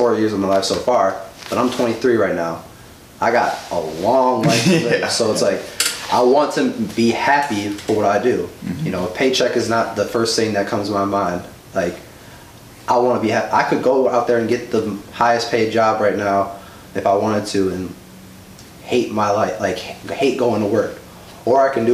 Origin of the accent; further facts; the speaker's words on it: Stevens Point, Wisconsin, United States; moved away as an adult; now in Milwaukee, United States; growing up in Stevens Point for about 10 years of my life